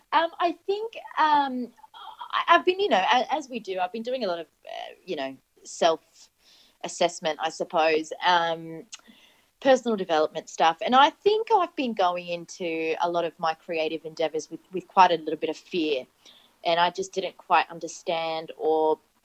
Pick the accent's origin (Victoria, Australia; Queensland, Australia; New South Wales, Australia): New South Wales, Australia; Sydney; English is a second language; also born or lived in Iraq; I have always lived in Sydney. I came from Iraq originally, so I came over with my family when I was six years old.